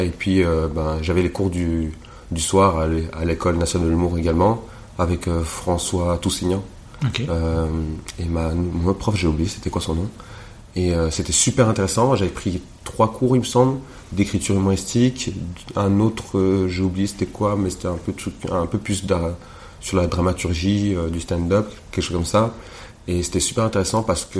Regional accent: Rwanda; also born or lived in Montreal; now in Belgium; je suis pas congolais, je suis rwandais

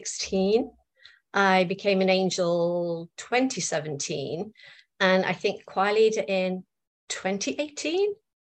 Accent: Liverpool, North West England, United Kingdom; also born or lived in South East London; now in London, United Kingdom; I was born in Liverpool. I now live in Southeast London.

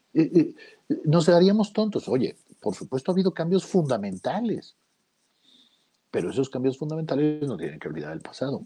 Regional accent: Arcelia, Guerrero, Mexico; en mi pueblo, en Arcelia Guerrero

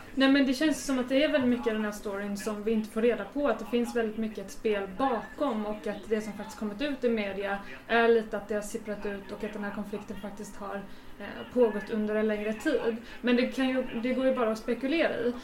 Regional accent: Gothenburg, Västra Götaland, Sweden; där jag uppväxt i, i Masthugget

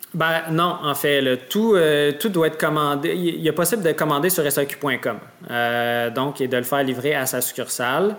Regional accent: Salaberry-de-Valleyfield, Quebec, Canada; on vient de la grande région, là, euh, disons, de, l'ouest de Montréal, euh, du Turois, Vaudreuil, Valleyfield. Euh, c'est vraiment notre, région natale

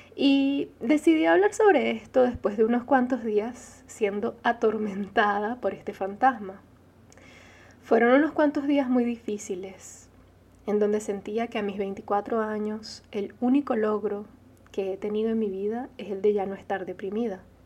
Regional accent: Venezuela; first language Arabic; Spanish is a second language; Nací en Venezuela siendo hija de padres árabes

